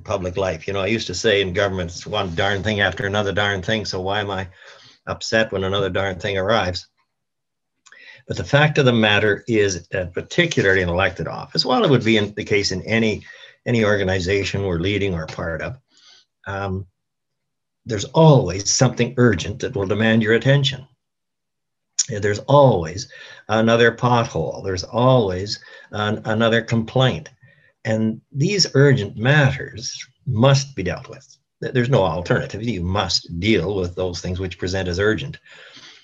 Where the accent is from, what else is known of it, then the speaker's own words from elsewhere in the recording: Moose Jaw, Saskatchewan, Canada; I was living in my hometown of Moose Jaw